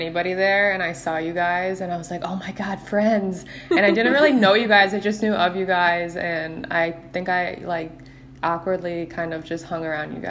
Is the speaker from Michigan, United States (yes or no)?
yes; Detroit, Michigan, United States; now in Bradenton, United States; So my parents actually, like, we moved from Detroit to Florida, like Bradenton. So like we live like 20 minutes from IMG